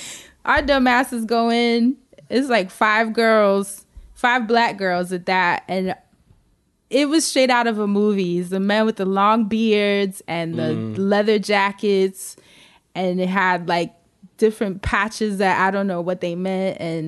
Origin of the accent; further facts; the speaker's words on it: Harlem, New York, United States; All of us were from different cities. My roommate was from Compton. You know, I'm coming from Harlem.